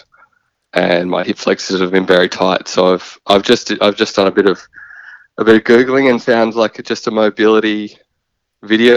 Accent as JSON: {"language": "English", "town": "Bayswater", "region": "Victoria", "country": "Australia", "tie": "born or raised there", "moved": "as an adult", "lives_now": "South Australia, Australia", "said": "I grew up in Bayswater in Victoria, eastern suburbs."}